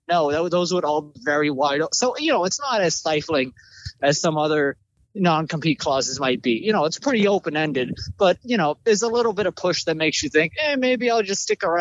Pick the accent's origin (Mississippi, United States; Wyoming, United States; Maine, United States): Maine, United States; now in Boston, United States; No, I'm actually originally from Maine.